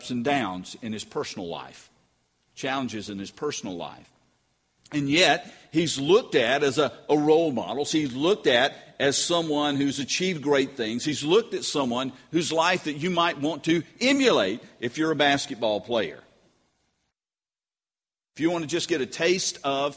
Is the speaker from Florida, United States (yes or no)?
no; North Carolina, United States; moved away; also born or lived in Georgia; I grew up in North Carolina